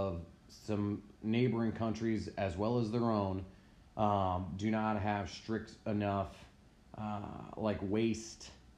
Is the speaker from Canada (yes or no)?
no; United States; dude, like I grew up on Long Island Sound, like, yeah.